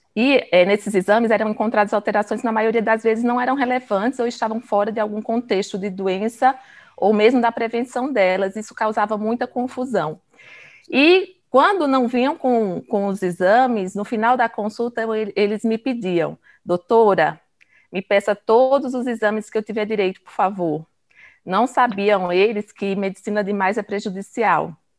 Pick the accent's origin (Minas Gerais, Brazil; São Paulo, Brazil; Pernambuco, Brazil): Pernambuco, Brazil; sou pernambucana